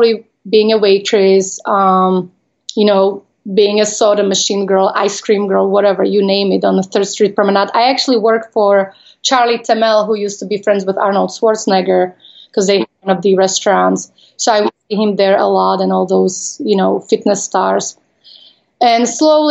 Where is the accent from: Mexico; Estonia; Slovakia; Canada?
Slovakia; English is a second language; moved away as an adult; also born or lived in Las Vegas; I am from Slovakia. I was born when it was former Czechoslovakia.